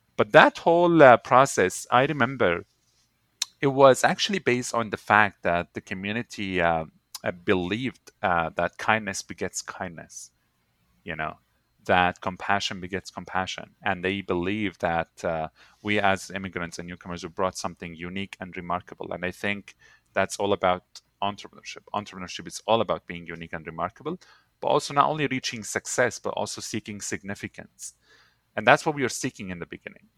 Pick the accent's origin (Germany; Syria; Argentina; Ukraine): Syria; now in Canada; Syria would always be my home by birth, uh, but Canada is my home by choice